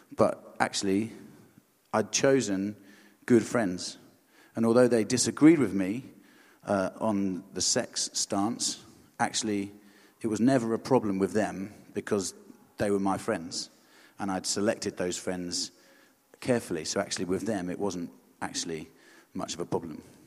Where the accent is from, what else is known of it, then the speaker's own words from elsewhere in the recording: Hampshire and Surrey, South East England, United Kingdom; also born or lived in Aldershot; I'm from Hampshire and Surrey